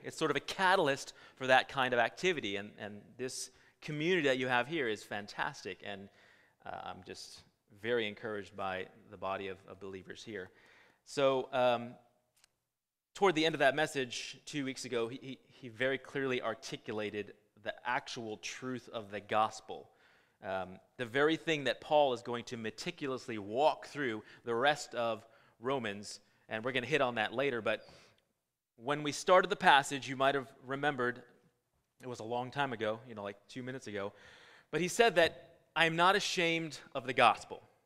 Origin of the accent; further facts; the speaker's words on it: California, United States; I was born and raised in California.